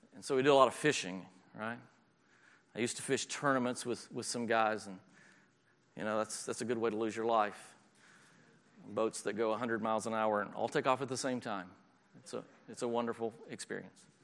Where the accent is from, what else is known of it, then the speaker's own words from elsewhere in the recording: the South, United States; moved away; I'm from the South